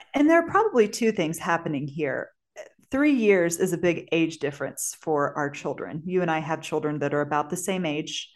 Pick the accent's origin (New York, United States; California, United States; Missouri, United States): Missouri, United States; St. Peters; moved away as an adult; I grew up in Saint Peter's, Missouri, which is a suburb of Saint Louis, Missouri